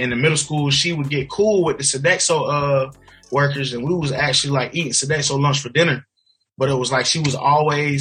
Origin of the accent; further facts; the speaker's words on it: South Carolina, United States; also born or lived in Virginia; we stayed in South Carolina, moved back home.